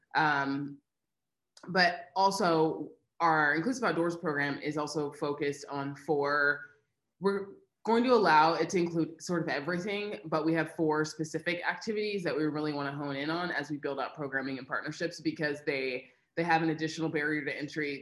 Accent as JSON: {"language": "English", "region": "Missouri", "country": "United States", "tie": "born or raised there", "moved": "as an adult", "lives_now": "Boise, United States", "said": "I am from the Midwest. I was born and raised in Missouri"}